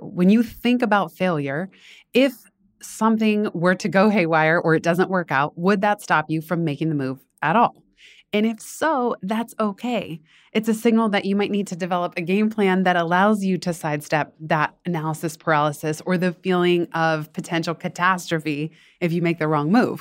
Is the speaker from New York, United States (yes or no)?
no; Northern California, United States; moved away as an adult; also born or lived in Los Angeles, California; now in East Coast, United States; I didn't wanna go to school in NorCal, that's where I grew up